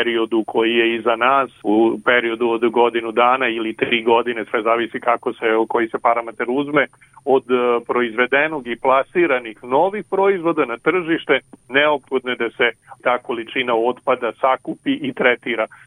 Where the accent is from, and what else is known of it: Serbia